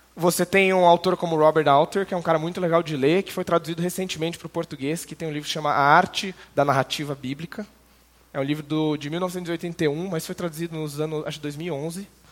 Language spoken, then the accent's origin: Portuguese; interior of São Paulo, Brazil; moved away as an adult; also born or lived in Canada; now in Curitiba, Brazil; sou criado no interior de São Paulo, mas fui para Curitiba em 2011